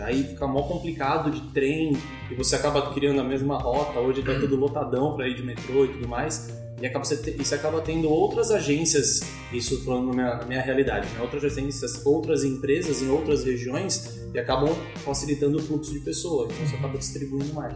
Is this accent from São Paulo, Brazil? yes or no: yes; São Paulo, Brazil; sou da Moca, antes de ser de São Paulo